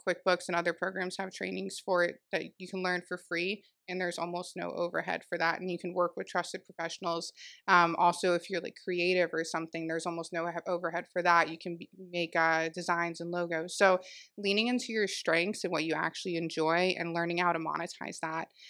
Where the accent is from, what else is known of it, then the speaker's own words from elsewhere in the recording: Jupiter, Florida, United States; also born or lived in Palm Beach Gardens, Florida; I am born and raised in Jupiter, um, technically Palm Beach